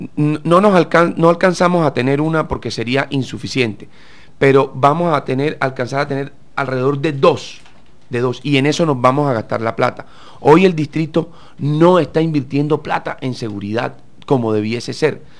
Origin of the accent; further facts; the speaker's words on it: Cartagena, Bolívar, Colombia; yo que nací en Cartagena, sabemos que lo que más nos gusta a los cartageneros es salir a la terraza